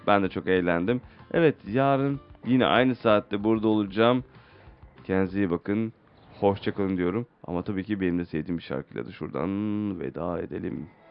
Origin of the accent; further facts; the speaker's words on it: Istanbul, Turkey; doğduğum yer İstanbul